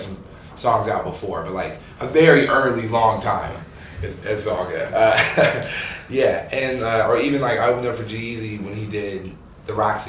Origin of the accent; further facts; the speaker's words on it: Ventura, California, United States; we're from Ventura, California.